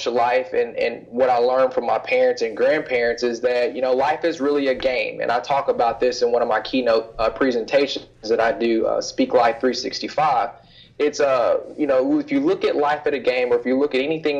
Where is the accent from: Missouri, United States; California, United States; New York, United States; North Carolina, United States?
Missouri, United States; Kansas City; moved away as an adult; I'm originally from Kansas City, Missouri. I spent 18 years of my life there, from first born all the way up until it was time for me to go off to college